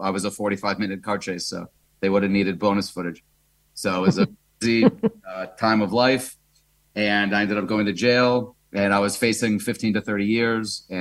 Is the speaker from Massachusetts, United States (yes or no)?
yes; Boston, Massachusetts, United States; moved away as an adult; also born or lived in New York; now in Israel; I'm from Boston. I'm not from New York.